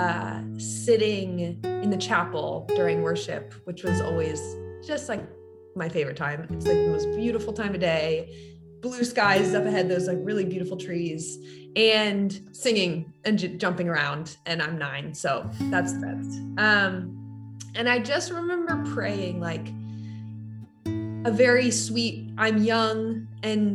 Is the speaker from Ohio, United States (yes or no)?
no; San Francisco, California, United States; we're from San Francisco